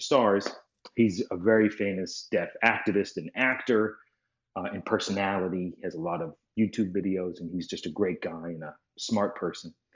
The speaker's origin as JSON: {"language": "English", "town": "Boston", "region": "Massachusetts", "country": "United States", "tie": "born or raised there", "said": "I grew up in Boston, just outside of Boston."}